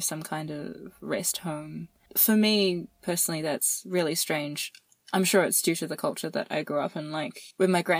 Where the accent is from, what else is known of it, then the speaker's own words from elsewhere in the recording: New Zealand; I grew up in New Zealand